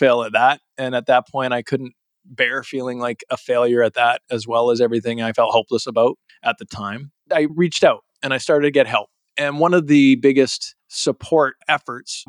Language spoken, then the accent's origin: English; Calgary, Alberta, Canada; moved away; I was originally from Calgary, Alberta